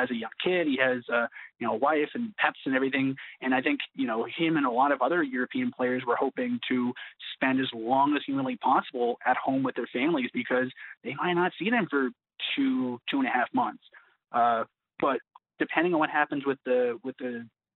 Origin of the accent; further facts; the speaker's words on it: Canada; we're Canadian citizens and we were born here